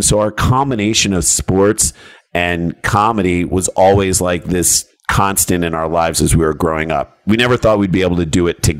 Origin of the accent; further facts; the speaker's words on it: St. Louis, Missouri, United States; We grew up in St. Louis, Missouri.